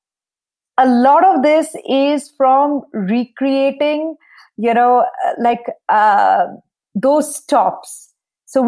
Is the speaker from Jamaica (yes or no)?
no; eastern India, India; now in Nashville, United States; growing up in India